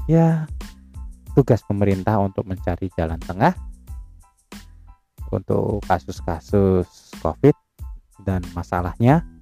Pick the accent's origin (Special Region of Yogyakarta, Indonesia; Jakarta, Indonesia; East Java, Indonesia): East Java, Indonesia; Surabaya; yang nang Surabaya tempatku besar ya kotaku salah satu tempat tempat aku besar itu di, di Surabaya itu kota tercinta ini